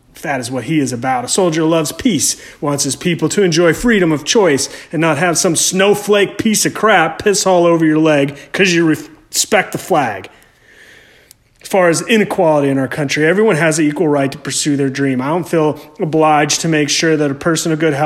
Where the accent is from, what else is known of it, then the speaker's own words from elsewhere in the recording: United States; I am an American.